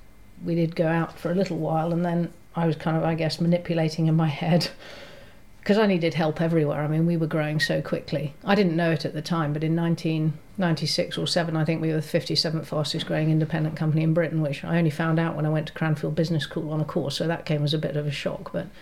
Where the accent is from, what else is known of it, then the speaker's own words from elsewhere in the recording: Hong Kong; also born or lived in Germany / Scotland; So I grew up in Hong Kong, I was born in Germany. Went to school in Scotland, I was the expat brat child.